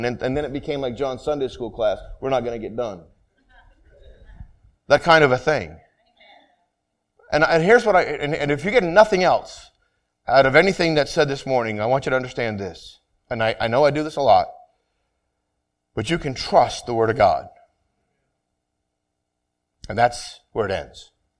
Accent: Vermont, United States; where I grew up in Vermont, you were either Catholic or Protestant.

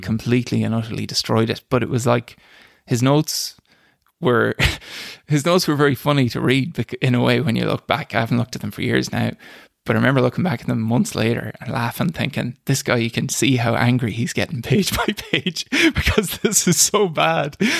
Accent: Boyle, Connacht, Ireland; also born or lived in Dublin; grew up in, in Killarse, out in the countryside

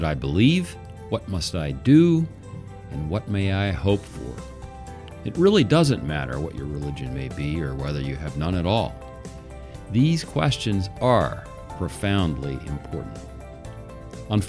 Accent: Pittsburgh, Pennsylvania, United States; now in Sylvania, United States; We grew up in Pittsburgh, Pennsylvania, which, by the way, makes us Steeler fans

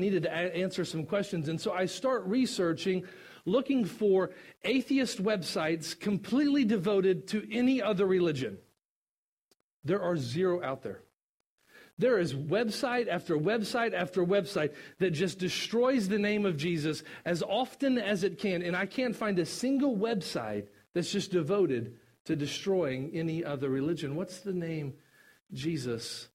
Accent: Kentucky, United States; I'm from Kentucky.

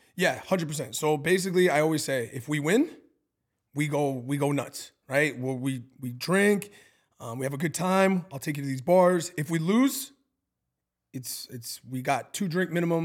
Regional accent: Canada; now in Milwaukee, United States; I'm Canadian. I grew up with a lot of Italian

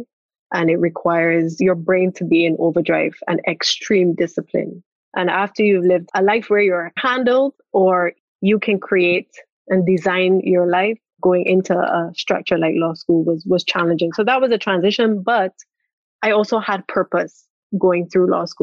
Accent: Barbados; I was from Barbados

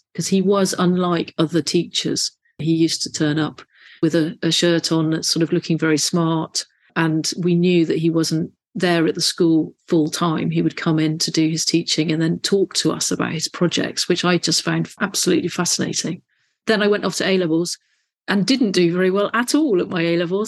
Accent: Bristol, South West England, United Kingdom; So I grew up in Bristol, went to a local secondary school on the sort of suburbs of Bristol

